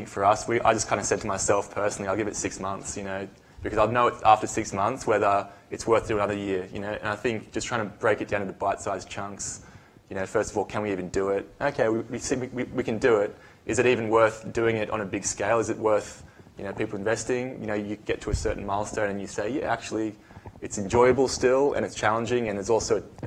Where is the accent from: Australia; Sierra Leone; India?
Australia; moved away as an adult; also born or lived in United States; I'm from Australia